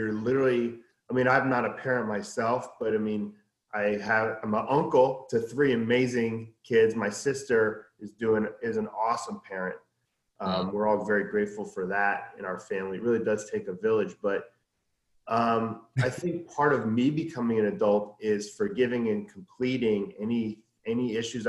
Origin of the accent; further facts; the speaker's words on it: California, United States; also born or lived in New York; I was born in New York, and then I was raised by my mom in California.